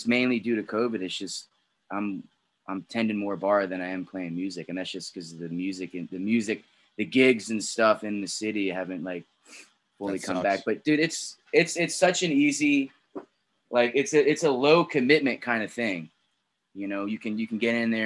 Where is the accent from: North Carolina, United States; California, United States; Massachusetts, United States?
North Carolina, United States; moved away; I grew up in North Carolina